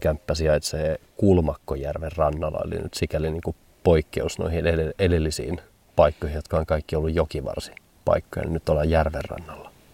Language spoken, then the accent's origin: Finnish; Hamburg, Germany; moved away; mä vietin lapsuuteni suurkaupungissa Hampurissa